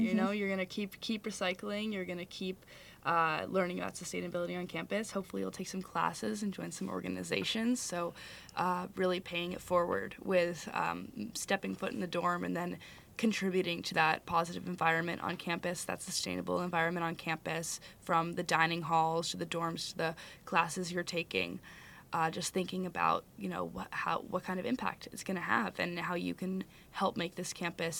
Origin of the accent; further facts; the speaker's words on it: California, United States; now in Madison, United States; Yeah, I came with my parents from California, so we had like four suitcases